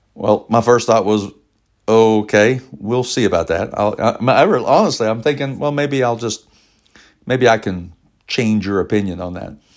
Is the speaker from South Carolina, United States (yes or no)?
no; Elizabethtown, Kentucky, United States; we worked together in Elizabethtown, Kentucky, my hometown